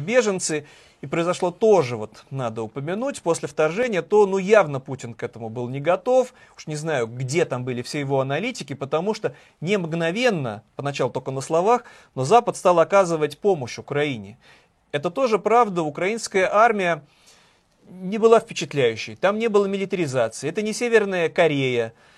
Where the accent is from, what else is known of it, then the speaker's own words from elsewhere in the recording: Saint Petersburg, Russia; как для жителя уроженца Санкт-Петербурга